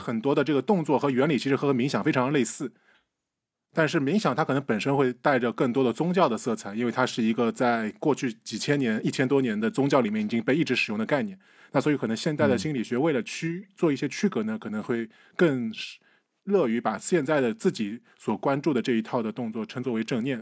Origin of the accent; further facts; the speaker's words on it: Shandong, China; 我们山东人只信只拜孔子不拜佛的。